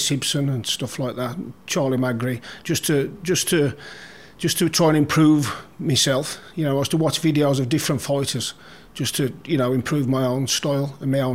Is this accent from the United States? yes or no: no; Coseley, West Midlands, United Kingdom; I grew up in a place called Cowsley in the West Midlands